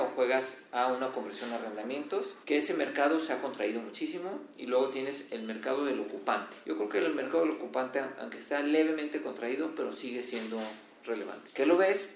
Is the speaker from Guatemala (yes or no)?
no; Mexico; seguimos siendo más mexicanos